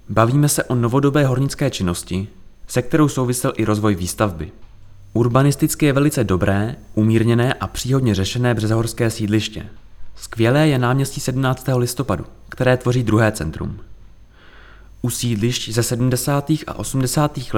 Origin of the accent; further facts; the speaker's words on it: Prague, Czechia; now in Řevnice, Czechia; Dojížděl jsem z Prahy do Hudčic u Březnice, odkud pochází můj otec.